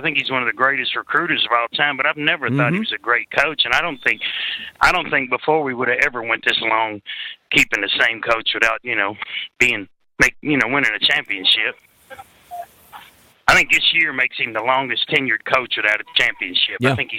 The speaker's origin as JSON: {"language": "English", "region": "Kentucky", "country": "United States", "said": "No, I'm from Kentucky."}